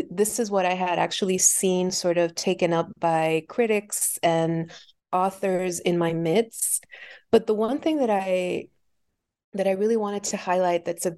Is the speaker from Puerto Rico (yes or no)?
yes; Puerto Rico; I was born and raised in Puerto Rico. And so having the experience of living on an island during my formative years